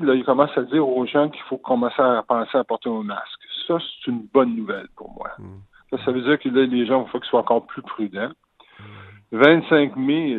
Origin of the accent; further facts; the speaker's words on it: Rimouski, Quebec, Canada; now in Longueuil, Canada; je viens de Rimouski, je viens du Pic